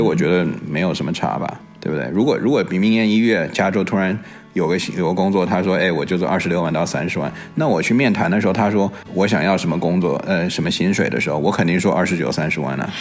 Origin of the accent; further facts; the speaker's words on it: Beijing, China; accent: a bit Beijing; 我这边又有，有的时候又带点北京的